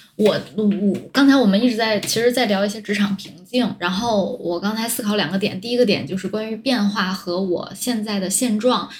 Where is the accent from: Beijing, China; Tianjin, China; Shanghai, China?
Tianjin, China; 我本来就是在天津长大，然后大学又在天津上